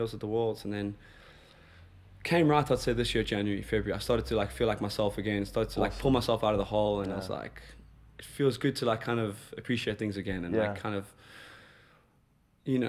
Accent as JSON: {"language": "English", "country": "South Africa", "said": "I'm South African"}